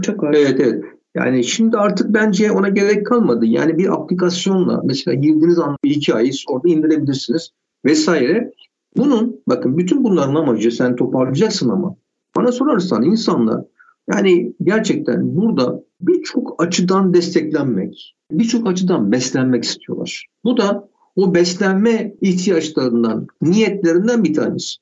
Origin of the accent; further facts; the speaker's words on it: Istanbul, Turkey; also born or lived in Bahçeşehir, Istanbul; Ben Bakırköylüyüm. Bahçeşehir'de yaşıyorum İstanbul'da. 38 yıldır bunlarda yaşıyorum.